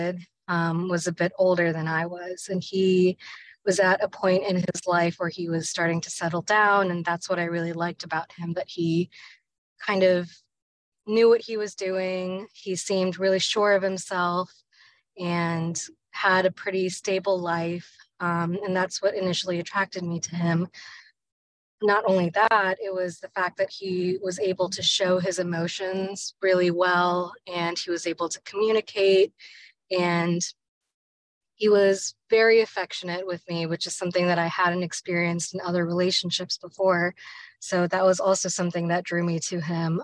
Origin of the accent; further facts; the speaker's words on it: Richmond, Virginia, United States; I was born and raised in Richmond, Virginia.